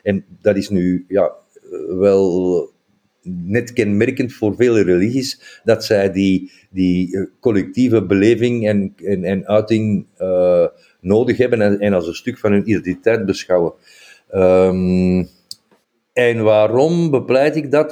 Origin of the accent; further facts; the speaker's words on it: Flanders, Belgium; wij hebben die hoofddoeken zelf als Vlamingen veel belangrijker gemaakt